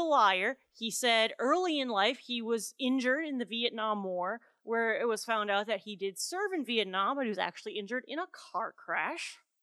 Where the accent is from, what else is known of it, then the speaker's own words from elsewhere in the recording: Wisconsin, United States; my home state, Wisconsin